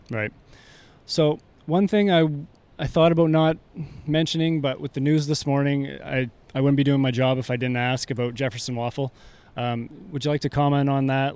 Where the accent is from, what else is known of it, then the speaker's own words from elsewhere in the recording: Canada; we're from Canada.